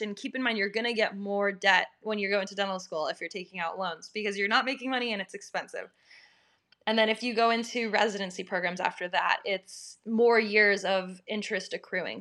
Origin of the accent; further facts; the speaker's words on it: Minnesota, United States; moved away as an adult; also born or lived in Massachusetts; my home my home state is Minnesota